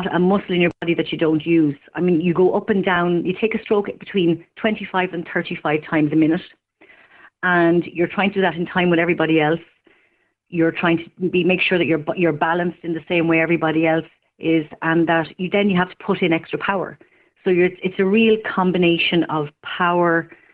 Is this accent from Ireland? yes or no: yes; Ireland; I'm from town. I'm from St. Francis Terrace.